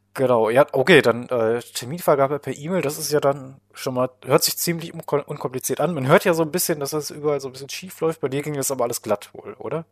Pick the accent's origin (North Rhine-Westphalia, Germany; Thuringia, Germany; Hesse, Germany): North Rhine-Westphalia, Germany; Paderborn; ich komme ja hier aus Paderborn